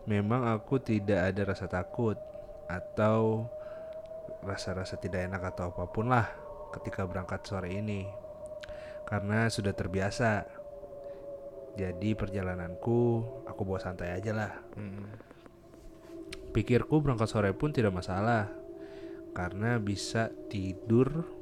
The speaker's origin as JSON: {"language": "Indonesian", "region": "South Kalimantan", "country": "Indonesia", "tie": "born or raised there", "lives_now": "Balikpapan, Indonesia", "said": "sebenarnya aku memang asli dari Kal dari Kalimantan"}